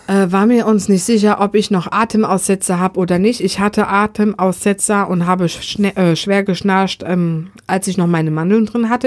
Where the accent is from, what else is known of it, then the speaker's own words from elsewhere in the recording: Germany; ich als Deutscher